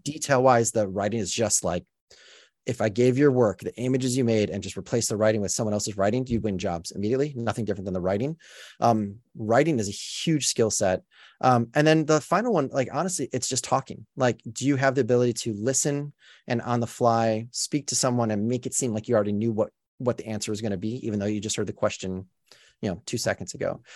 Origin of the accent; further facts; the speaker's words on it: Chicago, Illinois, United States; moved away as an adult; now in Los Angeles, United States; I grew up in Chicago when the Bulls won.